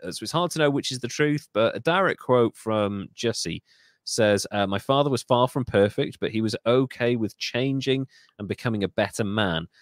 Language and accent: English; United Kingdom; I'm British.